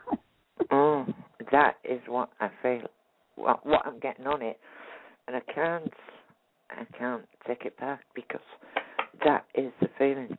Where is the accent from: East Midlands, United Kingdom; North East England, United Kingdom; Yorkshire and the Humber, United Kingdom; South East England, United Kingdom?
North East England, United Kingdom; Hartlepool; I was born where they hung the monkey.